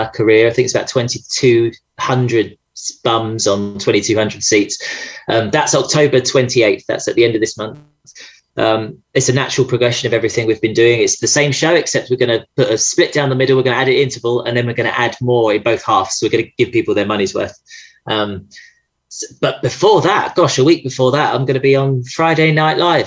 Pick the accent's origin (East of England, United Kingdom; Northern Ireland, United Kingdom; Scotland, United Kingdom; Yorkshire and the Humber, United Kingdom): East of England, United Kingdom; Essex; I'm from Essex.